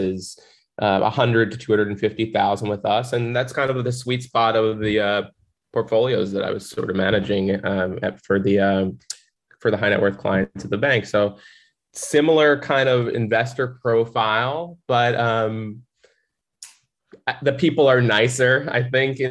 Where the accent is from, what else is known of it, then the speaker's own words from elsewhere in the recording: Central New Jersey, United States; moved away as an adult; now in Miami, United States; I'm originally from Central New Jersey, was born and raised there